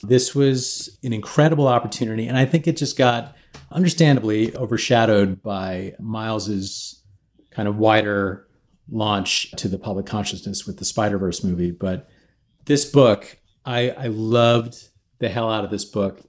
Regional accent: Midwest, United States; I kinda grew up being, you know, a minority in the Midwest

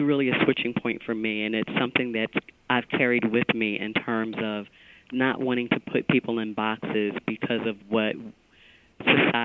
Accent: Philadelphia, Pennsylvania, United States; I was born and raised in Philadelphia

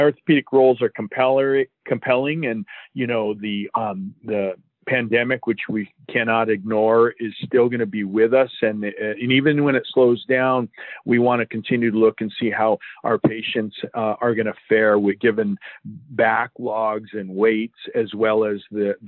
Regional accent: Southern California, United States; I was born and raised in Southern California

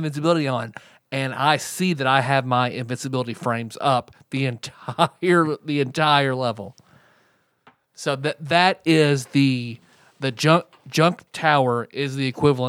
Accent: Southern United States, United States; accent: southern; with my southern accent

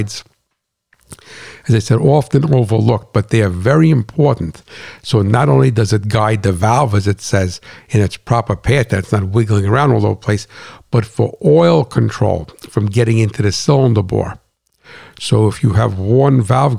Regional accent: New Jersey, United States; moved away; I'm not from Brooklyn, I'm from Jersey, on a farm

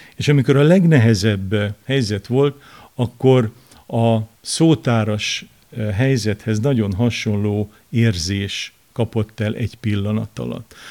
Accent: Kazincbarcika, Borsod-Abaúj-Zemplén, Hungary; Én Kazinc Barcikán nőttem fel az akkori kor szocialista városában

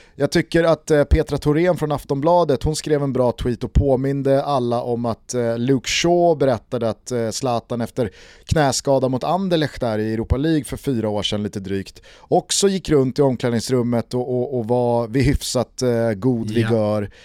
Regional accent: Sweden; fotbollsliv som svensk

